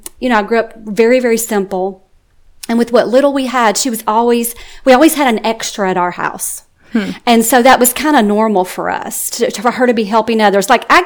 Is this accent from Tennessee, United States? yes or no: yes; West Tennessee, United States; now in Georgia, United States; I grew up in West Tennessee, just north of Memphis, in a little area on the Mississippi River. And so life was pretty simple.